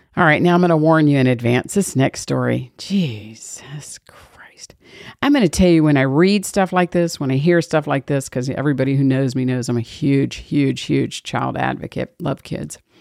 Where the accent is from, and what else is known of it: Georgia, United States